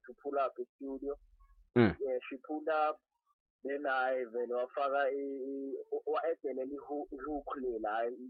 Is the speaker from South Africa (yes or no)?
yes; Mpumalanga, South Africa; all the way from Mpumalanga, Vandevele. Born and raised in Timberlake, Vandevele.